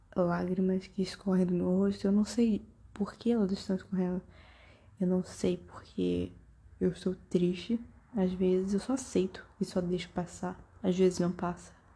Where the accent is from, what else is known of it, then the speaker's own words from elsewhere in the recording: Brazil; Eu sou brasileira.